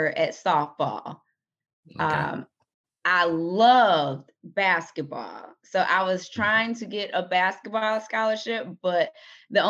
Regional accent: Detroit, Michigan, United States; I am from Detroit, Michigan. Born and raised in the metro area, suburbs

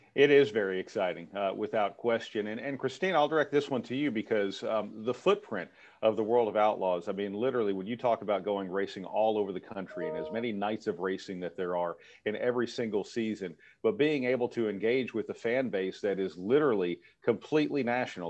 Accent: Texas, United States; I grew up in Texas

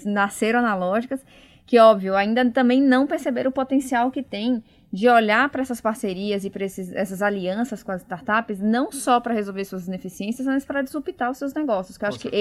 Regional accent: Bahia, Brazil; moved away as an adult; now in São Paulo, Brazil; Pelo meu sotaque, vocês podem ver que eu não sou de São Paulo, então eu formei em Salvador, na Bahia, na Federal, vim para São Paulo

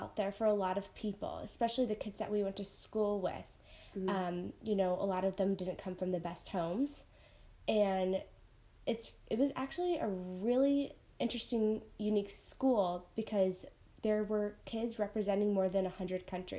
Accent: Gilbert, Arizona, United States; also born or lived in Mesa / Illinois; Sure. Okay, so … We were born in Mesa. We grew up in Gilbert for a while, and we were back and forth between Arizona and Illinois a lot because our dad is from Chicago, and our mom is from here.

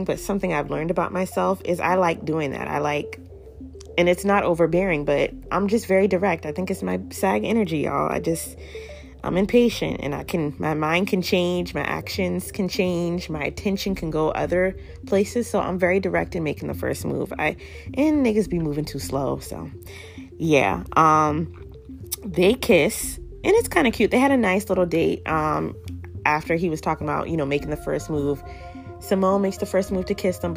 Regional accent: the South, United States; I'm from the South

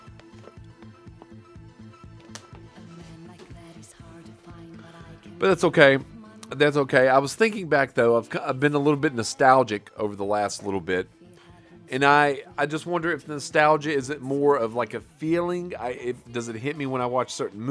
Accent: Wise, Virginia, United States; also born or lived in Oak Harbor, Washington; We moved from Wise, Virginia, all the way across America to Washington State

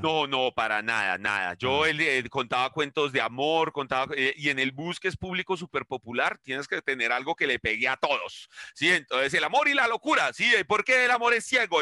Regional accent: Bogotá, Colombia; vengo del Quiroga, que está al lado del Restrepo, eh, entonces soy de un barrio de zapateros

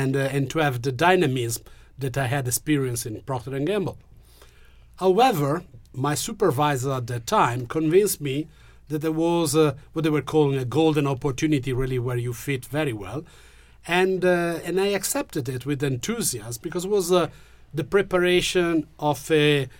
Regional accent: Genoa, Liguria, Italy; English is a second language; I'm from Genoa

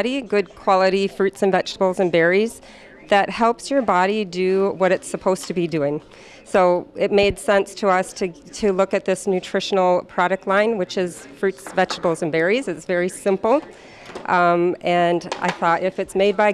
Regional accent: La Crosse, Wisconsin, United States; now in Delano, United States; I am actually from La Crosse, Wisconsin

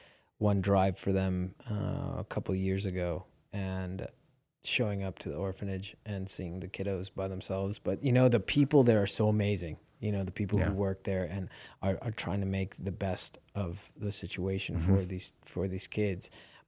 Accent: Las Vegas, Nevada, United States; born or raised there

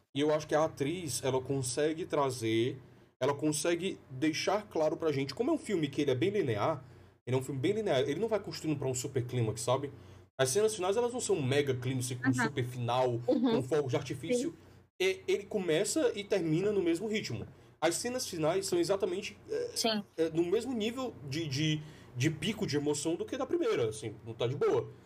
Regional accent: Fortaleza, Ceará, Brazil; also born or lived in Petrolina; eu sou de Fortaleza, fui pra Petrolina, voltei pra Fortaleza

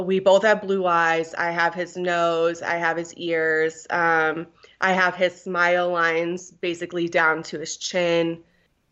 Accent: Guam; I was born in Guam

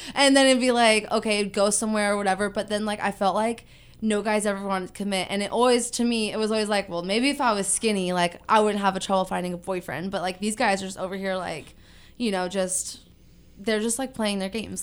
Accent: Ventura, California, United States; I am from Ventura, born and raised here

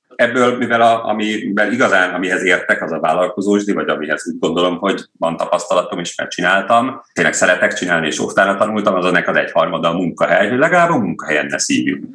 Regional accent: Cegléd, Pest, Hungary; also born or lived in Nagykőrös; Ö, én Nagykörösön születtem, de Cegléden éltünk

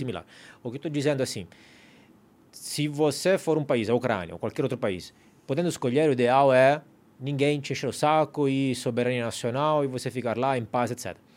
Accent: Italy; now in Brazil; eu sou italiano

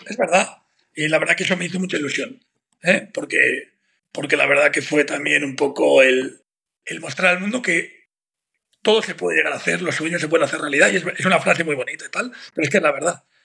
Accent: Madrid, Community of Madrid, Spain; Yo soy de Maristas, hmm. de aquí de Madrid

